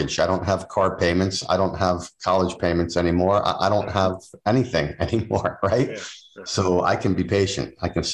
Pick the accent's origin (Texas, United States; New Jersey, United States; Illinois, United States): New Jersey, United States; now in New England, United States; I'm from New Jersey originally